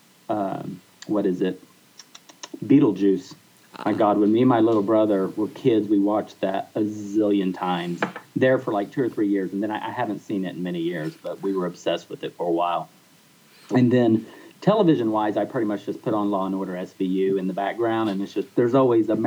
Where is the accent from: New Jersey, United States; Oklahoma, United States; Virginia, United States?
Oklahoma, United States; I'm from Oklahoma and Lance is from Texas. And so we both grew up in very rural atmospheres